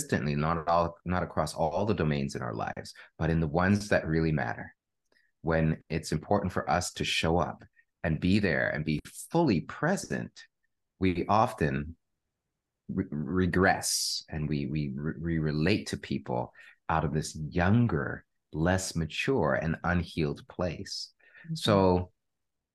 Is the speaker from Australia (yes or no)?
no; Canada; I am a Canadian born to Jamaican parents